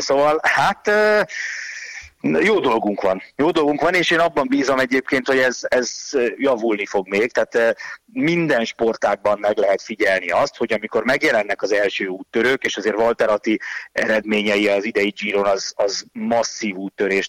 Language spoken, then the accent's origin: Hungarian; Hungary; first language Hungarian; én meg magyar vagyok